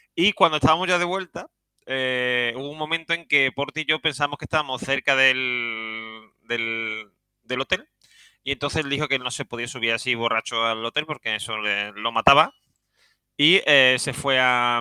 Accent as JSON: {"language": "Spanish", "town": "Seville", "region": "Andalusia", "country": "Spain", "said": "soy un sevillano"}